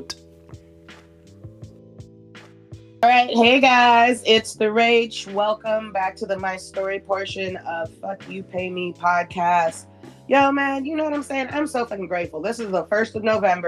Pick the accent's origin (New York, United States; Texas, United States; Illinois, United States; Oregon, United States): Illinois, United States; Skokie; I was raised in Skokie